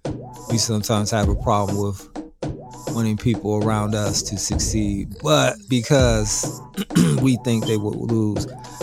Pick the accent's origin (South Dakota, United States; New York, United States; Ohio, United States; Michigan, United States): Ohio, United States; Columbus; I'm from the South End.